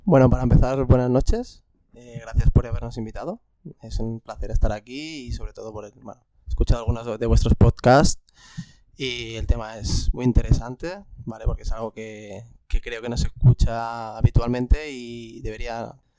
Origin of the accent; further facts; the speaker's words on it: Barcelona, Catalonia, Spain; yo soy de aquí, de Barcelona